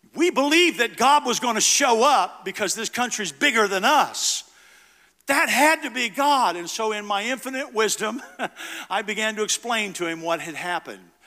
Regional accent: United States; an American father who loved his two kids and his wife

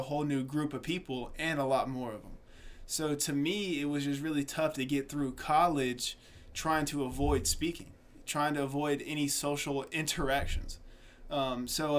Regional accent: Atlanta, Georgia, United States; also born or lived in South Carolina; I was born in South Carolina, raised in Atlanta, Georgia.

